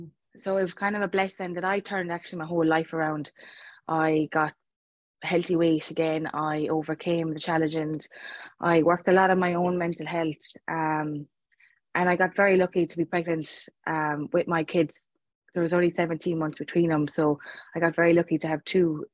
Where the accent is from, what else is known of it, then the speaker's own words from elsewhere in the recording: Clare, Munster, Ireland; moved away; I'm actually originally from Clare